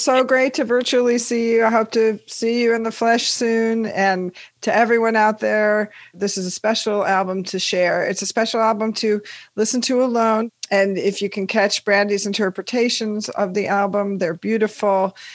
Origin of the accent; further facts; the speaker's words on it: Washington, United States; we're both from Washington State